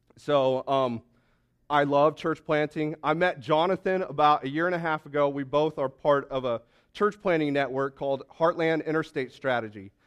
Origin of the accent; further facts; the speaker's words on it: Springfield, Missouri, United States; we're from Springfield, Missouri